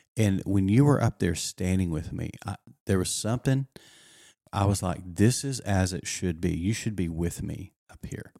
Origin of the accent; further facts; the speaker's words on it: the Texas Panhandle, West Texas, United States; up in West Texas in the Panhandle of Texas